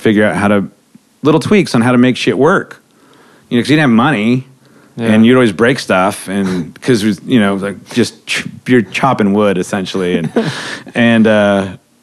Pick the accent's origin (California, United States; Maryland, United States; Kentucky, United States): California, United States; Redondo Beach; moved away; also born or lived in Las Vegas; I grew up in Redondo Beach, which is kind of like for LA punk rock is kind of ground zero